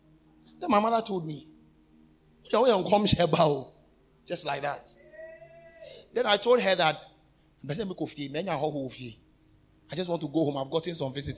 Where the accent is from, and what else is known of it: Ghana; born or raised there